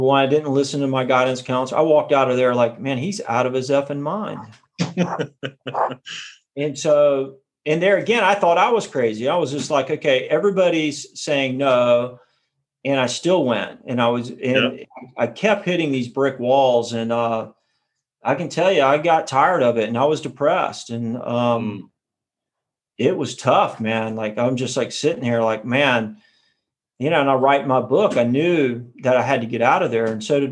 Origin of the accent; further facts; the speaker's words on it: South Carolina, United States; moved away; I grew up in South Carolina